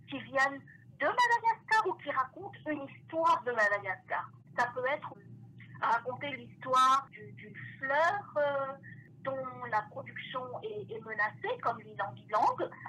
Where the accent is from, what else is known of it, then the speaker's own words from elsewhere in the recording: France; now in Toronto, Canada; lorsque j'ai quitté la France pour euh, m'installer ici à Toronto, cette passion ne m'a pas quittée